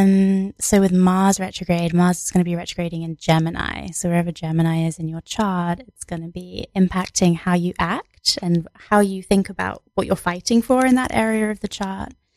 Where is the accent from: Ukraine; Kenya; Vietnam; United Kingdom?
United Kingdom; England; I was born in England